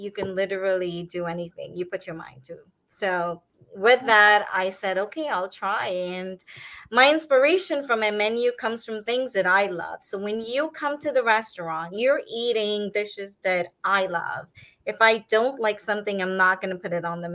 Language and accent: English; Trinidad & Tobago; now in Miami, United States; I am fifth generation Indian from Trinidad.